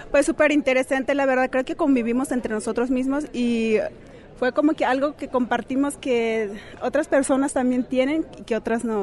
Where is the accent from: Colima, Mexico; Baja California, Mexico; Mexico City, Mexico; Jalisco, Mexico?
Jalisco, Mexico; Mezquitic; now in Guadalajara, Mexico; soy de originaria de Ciénaga de Guadalupe, de una comunidad de rarica, que está como 12 horas de camino aquí en Guadalajara, para, para allá por Mezquitic